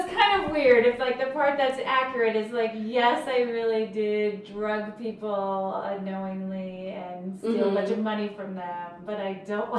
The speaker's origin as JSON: {"language": "English", "region": "New Jersey", "country": "United States", "tie": "born or raised there", "said": "I grew up in Jersey."}